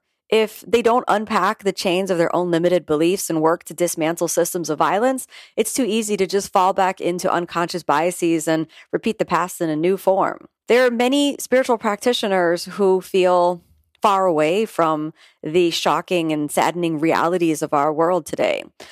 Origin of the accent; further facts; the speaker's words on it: Florida, United States; You know, I'm a multiracial female born and raised in South Florida to a middle-class family